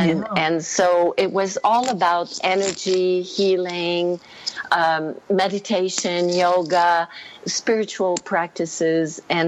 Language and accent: English; Canada; also born or lived in Quebec; now in Costa Rica; And no, I'm French Canadian.